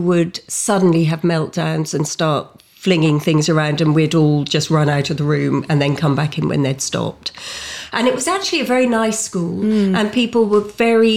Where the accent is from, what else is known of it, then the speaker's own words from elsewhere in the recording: London, United Kingdom; also born or lived in Richmond; I was born in Richmond, grew up in Putney with three siblings and my parents. Went to school in London